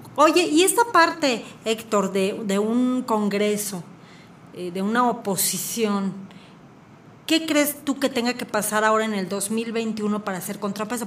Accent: Querétaro, Mexico; como queretanos

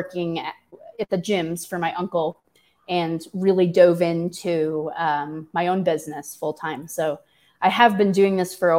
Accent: St. Louis, Missouri, United States; moved away; I am a classic Missourian. I grew up in St. Louis

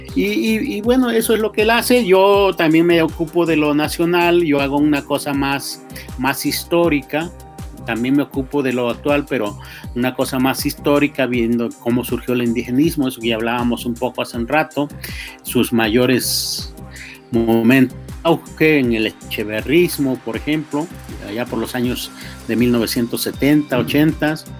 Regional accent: Mexico; como mexicanos

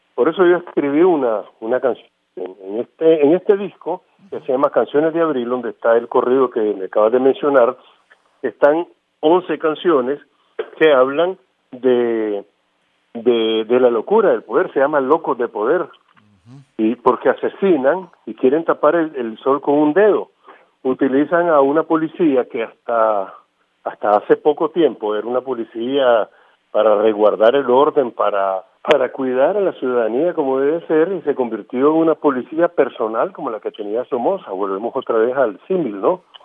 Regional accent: Nicaragua; en mi país

